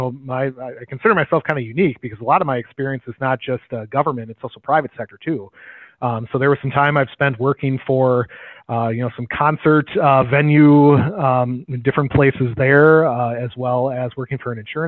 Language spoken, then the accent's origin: English; Green Bay, Wisconsin, United States; I grew up in the Green Bay area and then have kind of moved to different areas